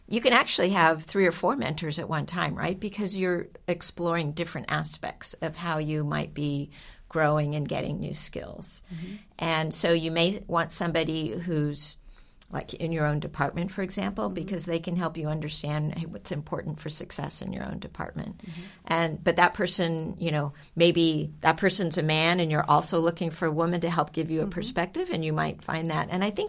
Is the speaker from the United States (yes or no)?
yes; Texas, United States; we grew up around Johnson Space Center